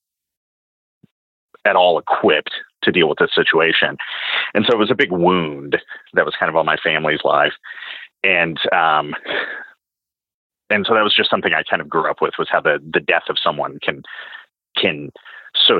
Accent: Knoxville, Tennessee, United States; my hometown of Knoxville, Tennessee

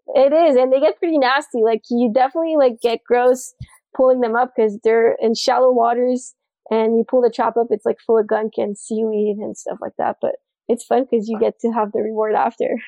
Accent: Montreal, Quebec, Canada; moved away as an adult; now in Fort Lauderdale, United States; I'm from Montreal, Canada. So that's why I talk a little funny sometimes.

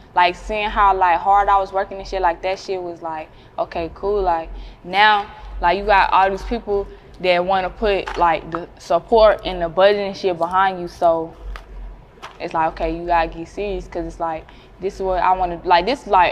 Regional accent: Henderson, North Carolina, United States; moved away as an adult; now in Raleigh, United States; I'm not from Raleigh, I'm from Henderson

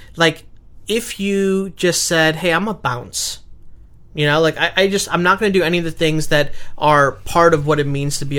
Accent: Chicago, Illinois, United States; I grew up in Chicago in the hood

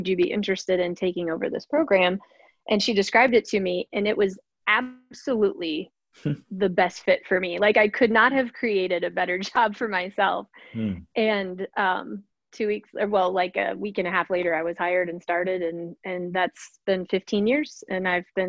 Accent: Wisconsin, United States; now in Charleston, United States; I grew up in Wisconsin, so the cheese state.

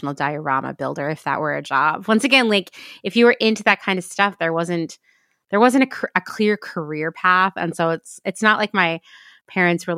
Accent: United States; if you grew up in the part of the country where you and I grew up

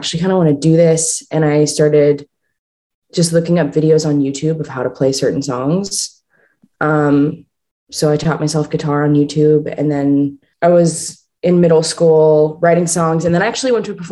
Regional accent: Pittsburgh, Pennsylvania, United States; I was born and raised in Pittsburgh, Pennsylvania

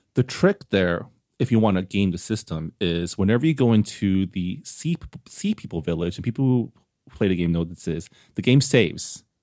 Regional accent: San Gabriel, California, United States; the city of San Gabriel, which is my hometown

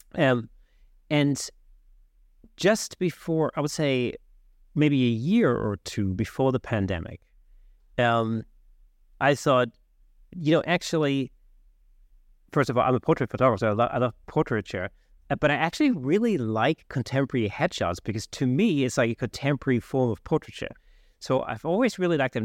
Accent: Southern Germany, Germany; now in London, United Kingdom; I grew up in South Germany. When I moved to London

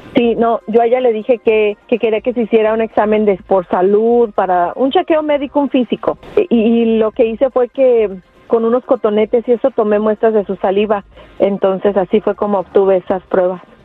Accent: Zapotlanejo, Jalisco, Mexico; moved away; mi pueblo, a Zapotolanejo, Jalisco

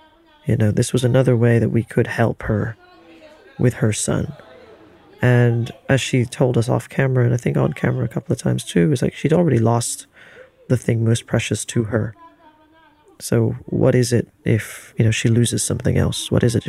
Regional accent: Philippines; born there; As a Filipino who was born into a certain type of privilege within the Philippines, in a gated community which is relatively safe

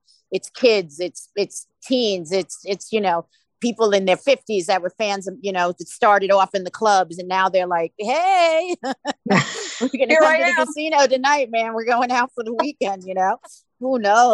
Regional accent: New York, United States; we're from New York

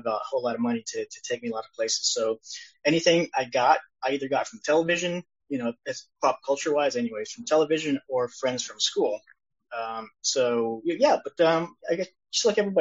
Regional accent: Sacramento, California, United States; also born or lived in El Salvador; I was raised in Sacramento, California, which I'm currently at right now

